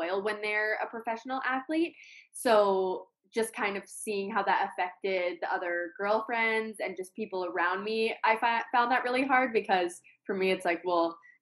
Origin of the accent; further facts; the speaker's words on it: Colorado, United States; moved away as an adult; now in Connecticut, United States; I'm from Colorado, and that's where I met my fiance